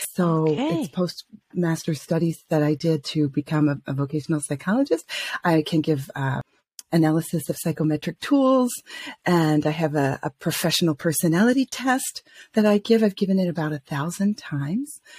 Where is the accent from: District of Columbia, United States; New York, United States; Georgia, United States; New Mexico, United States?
Georgia, United States; Atlanta; moved away as an adult; also born or lived in France / Paris; now in Switzerland; I am originally from Atlanta, Georgia